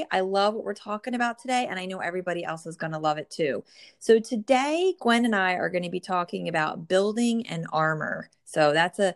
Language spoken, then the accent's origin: English; New Jersey, United States; born or raised there